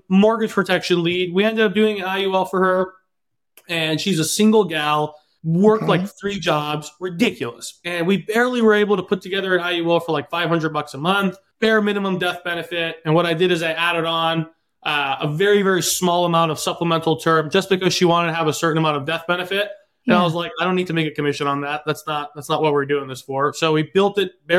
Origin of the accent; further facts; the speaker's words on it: Southern California, United States; moved away as an adult; also born or lived in Los Angeles; now in Eastern Washington, United States; I'm originally from Southern California, currently up in Eastern Washington.